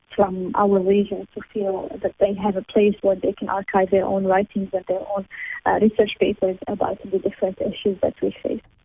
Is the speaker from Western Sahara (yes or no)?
yes; Western Sahara; I'm from Western Sahara